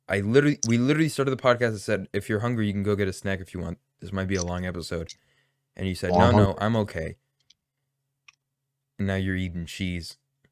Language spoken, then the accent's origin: English; Canada; You know, I'm from Canada, actually.